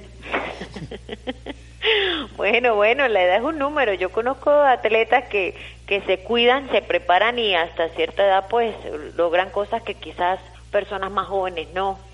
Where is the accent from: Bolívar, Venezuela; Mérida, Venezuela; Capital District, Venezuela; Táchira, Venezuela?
Táchira, Venezuela; los tachirenses